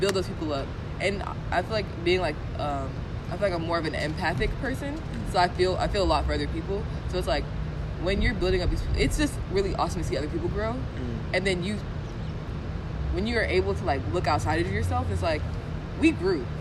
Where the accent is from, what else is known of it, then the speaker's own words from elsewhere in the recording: Stone Mountain, Georgia, United States; I don't want to say I'm from Atlanta but like the metro Atlanta area